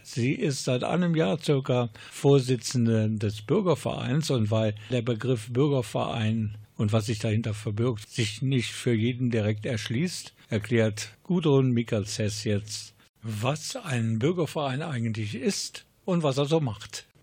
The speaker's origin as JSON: {"language": "German", "town": "Krefeld", "region": "North Rhine-Westphalia", "country": "Germany", "said": "ich komme ebenfalls aus Krefelds Südbezug"}